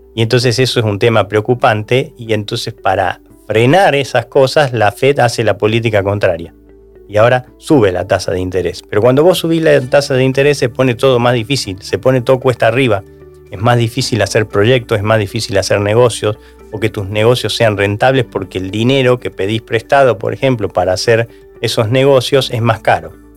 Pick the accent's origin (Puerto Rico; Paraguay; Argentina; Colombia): Argentina